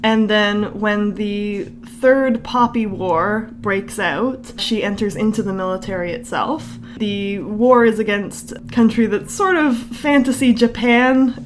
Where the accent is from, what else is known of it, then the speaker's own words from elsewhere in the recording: Canada; We're Canadian